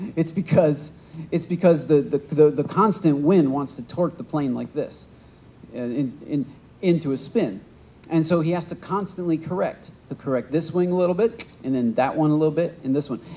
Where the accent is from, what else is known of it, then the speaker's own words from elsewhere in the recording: Michigan, United States; now in Texas, United States; I'm from Michigan. We have a lot of tall oak trees, a lot of pine trees